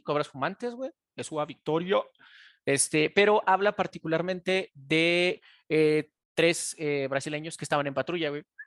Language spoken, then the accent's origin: Spanish; Mexico; De México, güey.